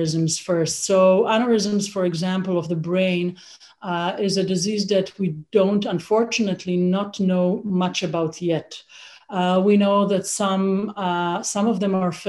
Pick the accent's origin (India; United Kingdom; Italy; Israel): Israel; moved away as an adult; also born or lived in Toronto, Canada; now in Canada; I grew up in Israel. I studied medicine in Israel, and I did my residency over there